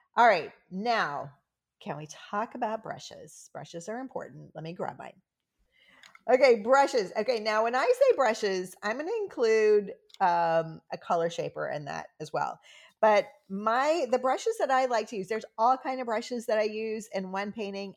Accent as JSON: {"language": "English", "region": "the South", "country": "United States", "said": "I'm from the South."}